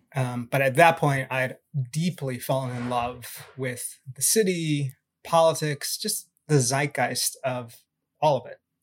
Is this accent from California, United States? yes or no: yes; Southern California, United States; I grew up in Southern California